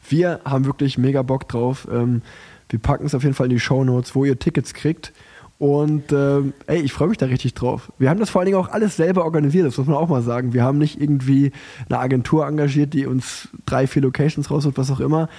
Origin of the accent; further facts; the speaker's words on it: Cologne, North Rhine-Westphalia, Germany; wir beiden als Kölner